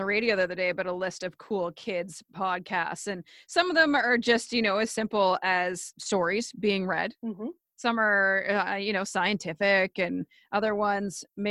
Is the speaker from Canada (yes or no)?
yes; Canada; They're mutts, as am I. Most of us are. We're Canadian